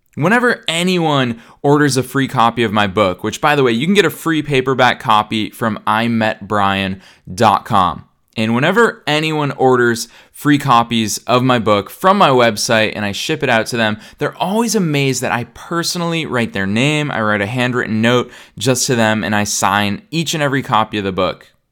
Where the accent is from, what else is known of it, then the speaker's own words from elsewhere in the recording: Boston, Massachusetts, United States; now in Los Angeles, United States; I'm in Boston, Massachusetts, which is my hometown